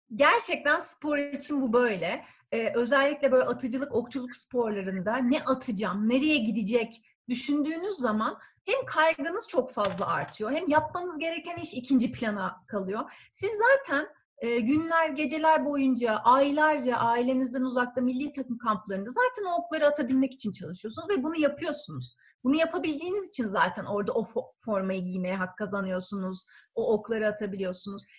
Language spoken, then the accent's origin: Turkish; Ankara, Turkey; also born or lived in Germany; ben 1981'de Ankara'da doğdum